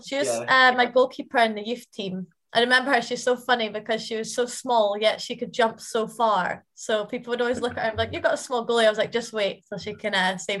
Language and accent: English; Aberdeen, Scotland, United Kingdom; born or raised there; moved away as an adult; now in Dundee, United Kingdom